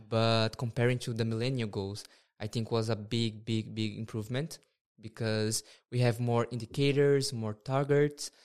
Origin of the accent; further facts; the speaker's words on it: Brazil; moved away as an adult; now in Norway; I'm from Brazil, and I've been in Norway for some time